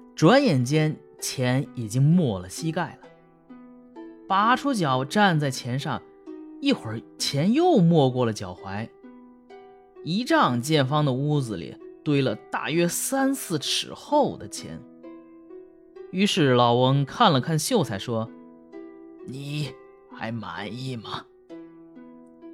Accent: Hebei, China; 我老家河北省，就要有那个灶王爷上天这个项目

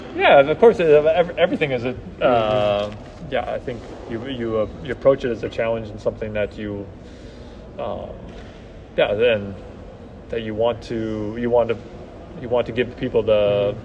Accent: a town outside Seattle, Washington, United States; moved away; also born or lived in Salt Lake City, Utah; I'm from Washington State, so yeah. a town right outside Seattle

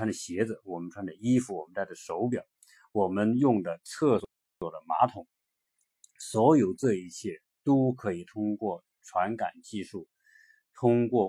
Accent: China; 我我们作为一个中国人也是蛮自豪，

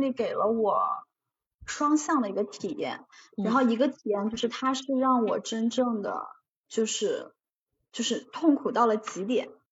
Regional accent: China; moved away; 因为我是一个中国人

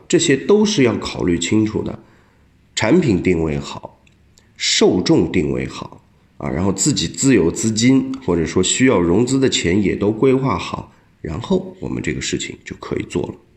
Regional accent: China; 我们中国人

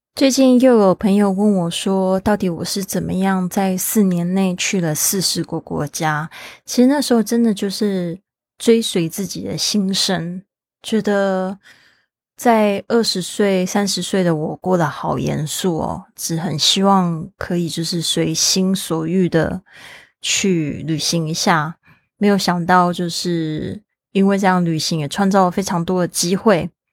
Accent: Kaohsiung, Taiwan; 我的家乡，高雄

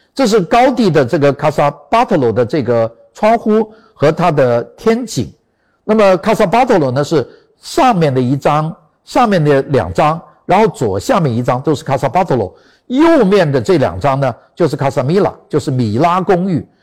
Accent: China; 我们中国人

